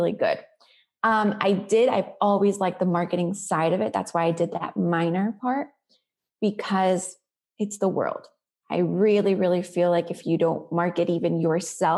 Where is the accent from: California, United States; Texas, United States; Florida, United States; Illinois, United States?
Florida, United States; also born or lived in Colombia; I grew up in Florida